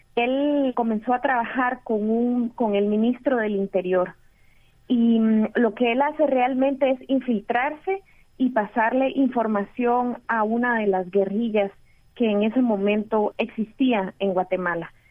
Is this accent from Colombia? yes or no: no; Costa Rica; also born or lived in Mexico; Yo crecí en Costa Rica, eh, también viví en México, en Costa Rica